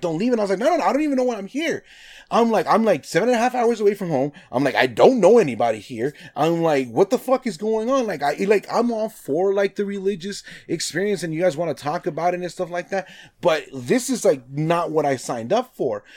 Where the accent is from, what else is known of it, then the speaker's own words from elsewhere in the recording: Nevada, United States; I'm from Nevada